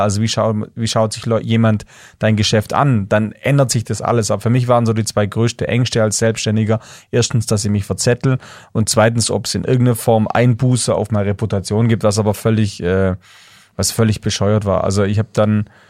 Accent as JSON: {"language": "German", "area": "Swabian Jura", "region": "Baden-Württemberg", "country": "Germany", "tie": "born or raised there", "said": "ich bin in einer kleinen Ortschaft aufgewachsen auf der Schwäbischen Alb, 1000 Leute"}